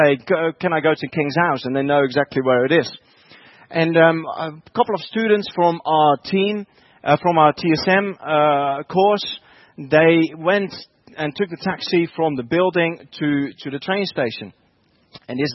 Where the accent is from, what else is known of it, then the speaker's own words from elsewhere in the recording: Netherlands; English is a second language; moved away as an adult; now in Bedford, United Kingdom; I'm originally from the Netherlands, and I only moved to the UK 7 years ago.